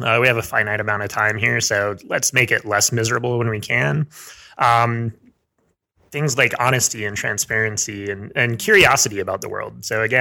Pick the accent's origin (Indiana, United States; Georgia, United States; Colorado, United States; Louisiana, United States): Colorado, United States; Frisco; also born or lived in Salida, Colorado; I grew up mostly in Frisco, Colorado, which is kind of up in the ski resorts.